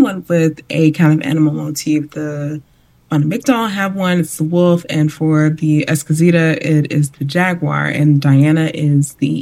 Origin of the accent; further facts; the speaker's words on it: Chicago, Illinois, United States; I grew up in Chicago